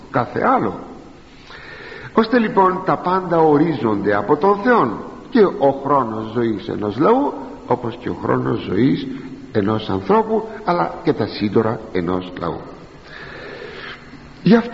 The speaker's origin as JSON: {"language": "Greek", "country": "Greece", "said": "για μας τους Έλληνες"}